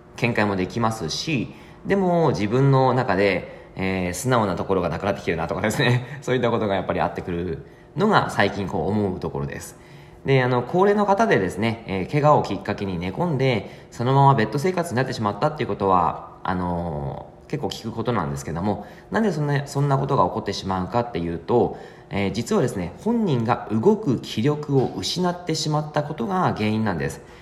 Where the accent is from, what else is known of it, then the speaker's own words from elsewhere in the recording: Yamagata, Japan; moved away; 僕の実家が山形で